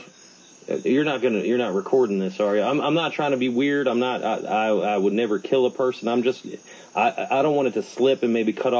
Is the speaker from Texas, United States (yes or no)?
yes; Texas, United States; Now, let's see here. I'm from Texas. We have a lot of Home Depots over there in Texas.